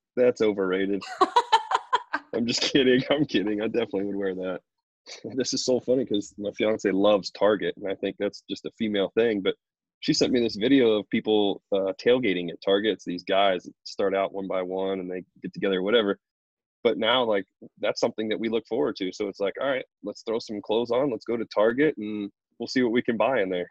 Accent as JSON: {"language": "English", "town": "Columbus", "region": "Ohio", "country": "United States", "said": "I'm from Ohio, from Columbus"}